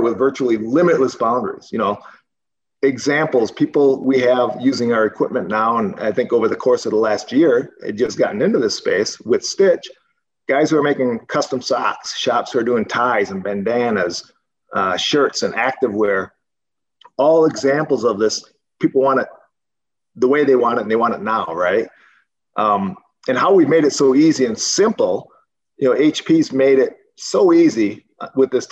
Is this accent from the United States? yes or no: yes; Wisconsin, United States; moved away as an adult; now in Arizona, United States; growing up in Wisconsin, as you guys know, that's where I grew up